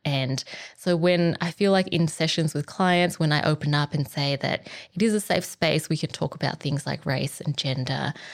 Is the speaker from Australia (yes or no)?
yes; Australia; I was born in Australia. But with my Vietnamese heritage